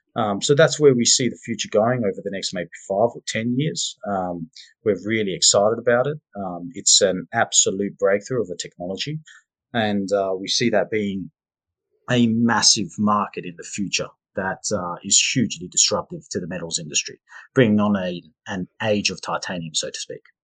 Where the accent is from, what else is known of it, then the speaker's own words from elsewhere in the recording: Perth, Western Australia, Australia; moved away as an adult; I grew up in Perth, Western Australia